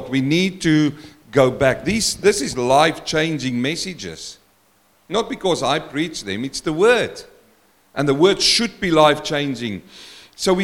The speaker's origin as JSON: {"language": "English", "country": "South Africa", "first_language": "Afrikaans", "second_language": "English", "moved": "yes", "said": "I'm a South African man, and I came from Africa"}